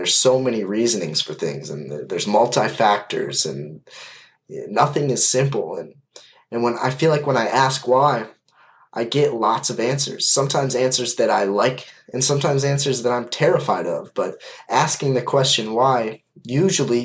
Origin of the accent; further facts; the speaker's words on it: Kalamazoo, Michigan, United States; I am from Kalamazoo, Michigan, and I am 20 years old